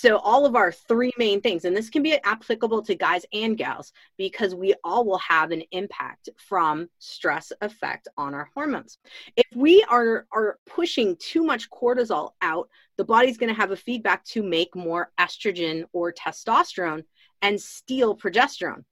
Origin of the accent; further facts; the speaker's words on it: Illinois, United States; moved away as an adult; also born or lived in Chicago / Colorado / Washington State; now in Washington, United States; I'm from Illinois originally. I'm in Washington State now, but I'm from Illinois originally.